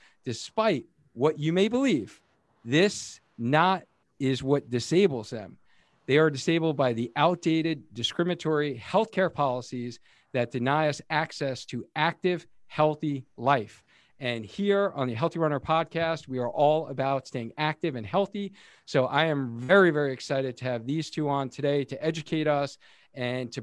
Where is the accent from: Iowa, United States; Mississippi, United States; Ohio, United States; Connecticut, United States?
Connecticut, United States; Cheshire; my hometown in Cheshire, Connecticut.